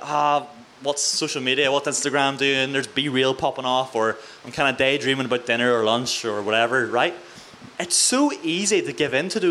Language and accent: English; Mid-Ulster, Northern Ireland, United Kingdom; also born or lived in Coleraine; I'm from Mid-Ulster, right? I'm a wee country Christian Presbyterian boy